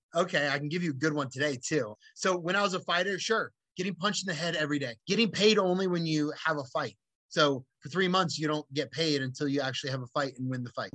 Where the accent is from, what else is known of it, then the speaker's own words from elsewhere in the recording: Cupertino, California, United States; I grew up in Cupertino, California, which is like Mary Poppins town